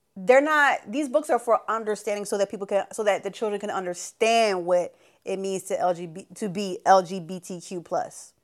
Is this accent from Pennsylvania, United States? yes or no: yes; Philadelphia, Pennsylvania, United States; I am from Philly